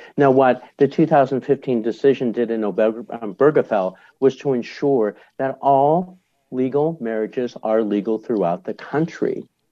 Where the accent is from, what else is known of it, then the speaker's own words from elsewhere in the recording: Boulder, Colorado, United States; my hometown of Boulder, Colorado